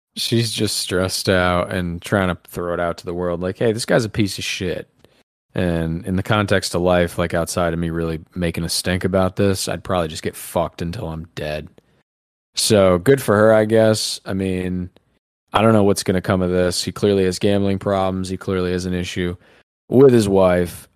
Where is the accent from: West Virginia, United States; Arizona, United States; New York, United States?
New York, United States; We're from New York